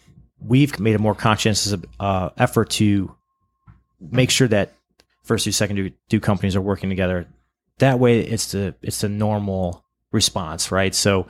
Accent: Cleveland, Ohio, United States; And then, oh my God, we're both from Cleveland. This is crazy.

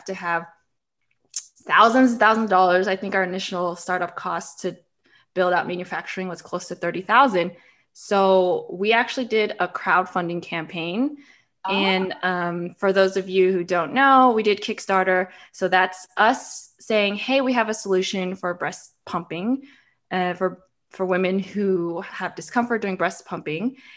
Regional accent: Florida, United States; moved away as an adult; also born or lived in New York City; we're both from Florida

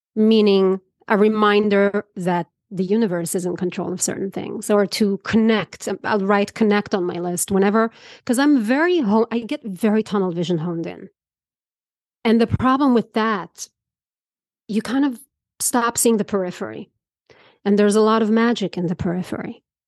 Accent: Israel; moved away; I grew up in Israel

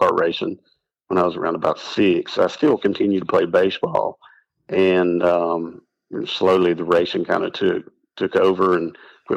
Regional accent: Western North Carolina, United States; also born or lived in Bradenton, Florida; We moved to Western North Carolina. I think I just turned 2 years old

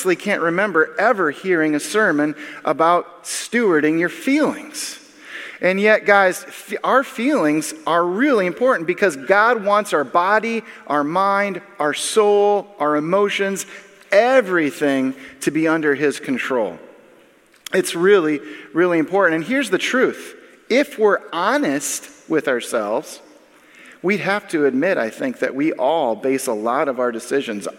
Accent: Minnesota, United States; now in Illinois, United States; I was born and raised in Minnesota

